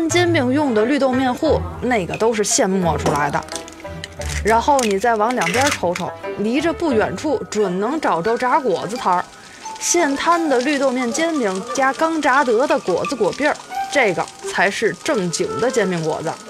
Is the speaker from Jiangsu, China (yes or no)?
no; Tianjin, China; 哈，土生土长三代祖传的天津人